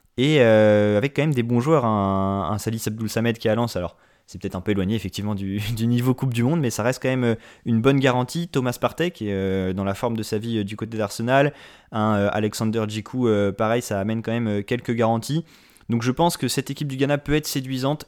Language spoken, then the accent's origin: French; France; en tant que Français